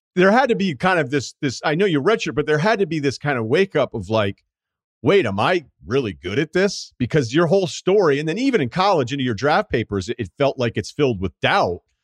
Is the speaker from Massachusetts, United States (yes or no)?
yes; Massachusetts, United States; I'm from Massachusetts